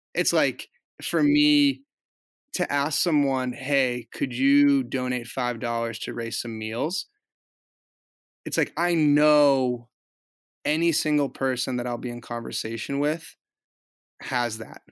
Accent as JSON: {"language": "English", "area": "Boston suburbs", "region": "Massachusetts", "country": "United States", "tie": "born or raised there", "said": "I grew up in the Boston suburbs"}